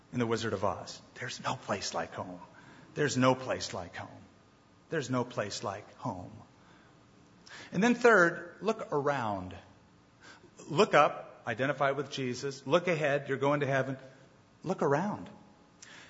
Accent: United States; I've traveled around as an American, and I don't look Middle Eastern. I do look American.

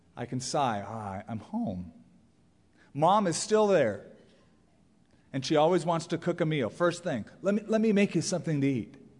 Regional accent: Southern California, United States; I grew up in Southern California. That is the place I've always called home because I was raised there

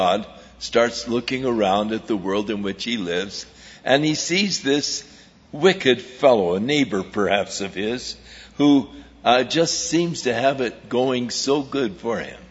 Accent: Ventura, California, United States; I grew up in Ventura

